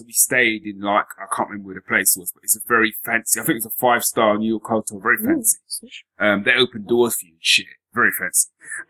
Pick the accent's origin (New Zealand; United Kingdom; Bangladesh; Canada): United Kingdom; London; now in Northampton, United Kingdom; When I moved to Northampton, I had that because I came from North London.